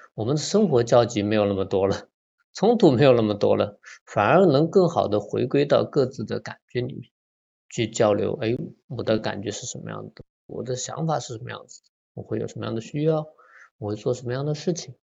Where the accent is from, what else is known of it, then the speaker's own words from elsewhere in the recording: Nanjing, Jiangsu, China; 我来自中国大陆的江苏南京这样的一个城市